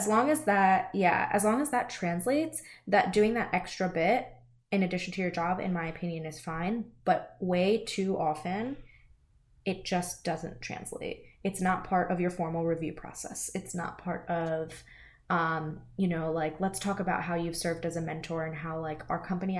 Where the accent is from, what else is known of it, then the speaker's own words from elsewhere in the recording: United States; I was educated in the United States, I was born in the United States, I don't have an accent